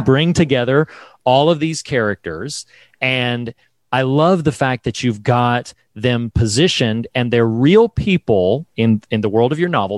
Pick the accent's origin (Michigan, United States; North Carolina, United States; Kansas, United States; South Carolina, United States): North Carolina, United States; I'm from the South. I'm a North Carolina boy